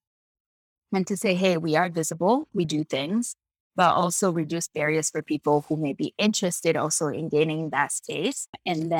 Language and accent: English; DR Congo; English is a second language; also born or lived in United States; now in Canada; my passion in the outdoors started when I was born in Democratic Republic of Congo